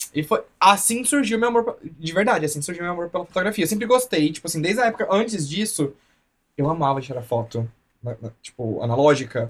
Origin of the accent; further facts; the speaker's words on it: Anicuns, Goiás, Brazil; moved away as an adult; also born or lived in Goiânia / Sertãozinho; now in Colorado, United States; Eu sou de Anicuns, Goiás